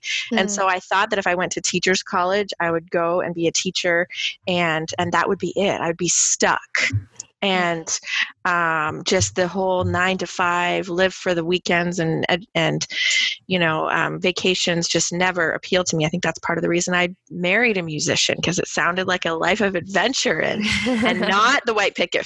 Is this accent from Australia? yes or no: no; Hamilton, Ontario, Canada; I grew up in Hamilton, so right down the street was McMaster